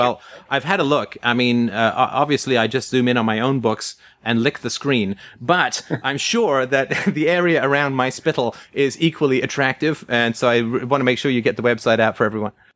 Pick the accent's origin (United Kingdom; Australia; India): United Kingdom; England; growing up in England, uh, in the, uh, sixties and seventies